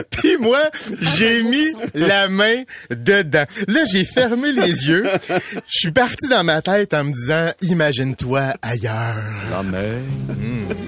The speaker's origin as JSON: {"language": "French", "town": "Châteauguay", "region": "Quebec", "country": "Canada", "said": "je suis Châteaugois. Je suis du Sourois, J'aime ma ville à 6.8 sur 10."}